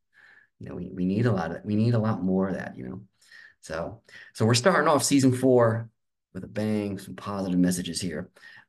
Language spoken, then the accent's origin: English; Long Beach, New York, United States; I'm from Long Beach.